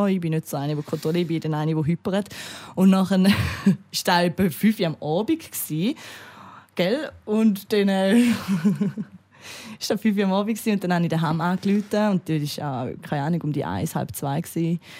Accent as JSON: {"language": "German", "country": "Austria", "said": "weil ich bin ja Österreicherin, also ich habe äh, Doppelbürger und also ich bin Doppelbürger und ich habe halt den Österreicher Pass verloren."}